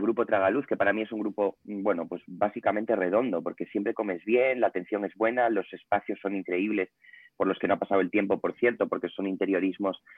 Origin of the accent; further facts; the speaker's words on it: Ponferrada, Castile and León, Spain; moved away as an adult; now in Madrid, Spain; yo soy de Ponferrada, de León, pero llevo 11 años en Madrid